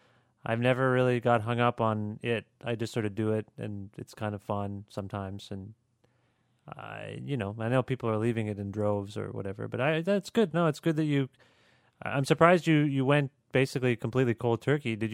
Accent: Canada; we're Canadian

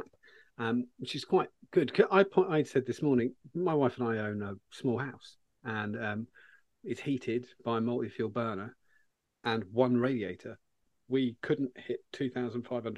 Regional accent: United Kingdom; We're British.

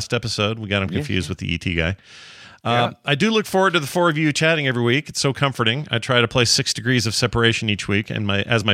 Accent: Salt Lake City, Utah, United States; right here in my hometown

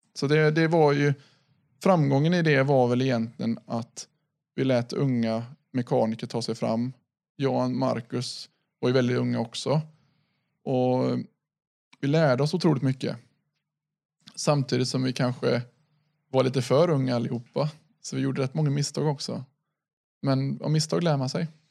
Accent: Sweden; vi är svenskar

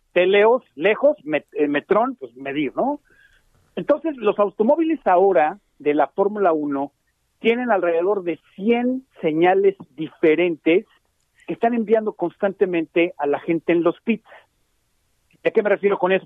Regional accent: Mexico; nosotros los mexicanos

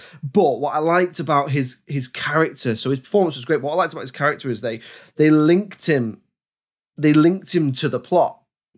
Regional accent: London, United Kingdom; Because I'm 8 and I'm from London.

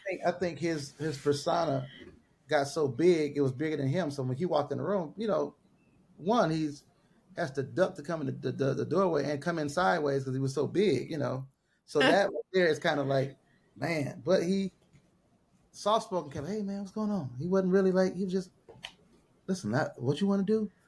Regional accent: Los Angeles, California, United States; I'm from South Central

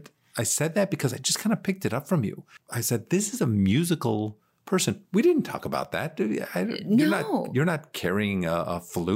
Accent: New Jersey, United States; born there; I was born in New Jersey. I was born at the beach in New Jersey.

